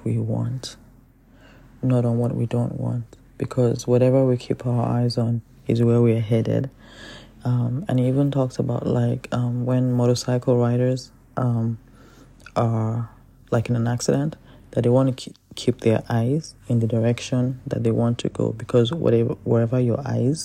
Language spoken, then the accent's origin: English; Nigeria; I'm Nigerian